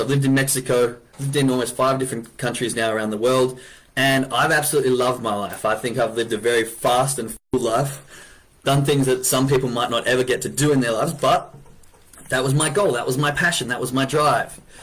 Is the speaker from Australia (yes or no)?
yes; Perth, Western Australia, Australia; I'm from Western Australia, a little city called Perth